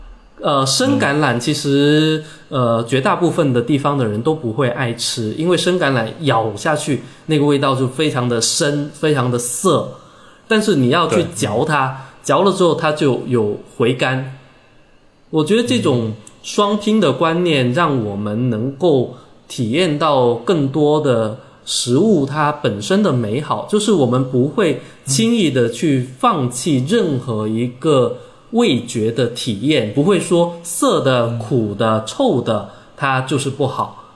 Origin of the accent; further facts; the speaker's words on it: Guangdong, China; 很多的像我这一代的潮汕人，因为受到了呃粤语文化的一个影响。所以大部分既能够说潮汕话，也能够很熟练的掌握粤语，